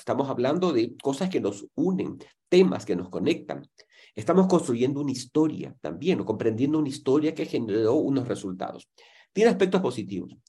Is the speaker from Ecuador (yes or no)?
yes; Ecuador; en mi país, en Ecuador